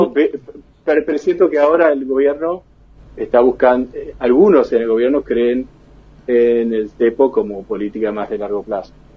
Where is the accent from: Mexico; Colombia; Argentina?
Argentina; moved away as an adult; now in Boston, United States; los argentinos